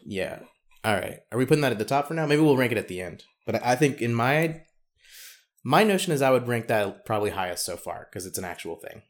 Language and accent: English; the South, United States; accent: Southern; my Southern accent after they already know that I'm, in fact, Southern